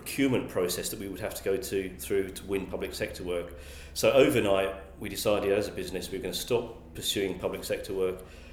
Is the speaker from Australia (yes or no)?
no; Essex, East of England, United Kingdom; also born or lived in Scotland; I grew up in Essex